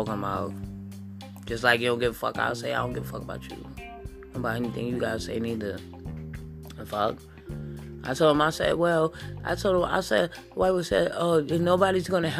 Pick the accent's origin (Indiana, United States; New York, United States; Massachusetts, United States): New York, United States; I'm from New York and my family, I got family down here in the country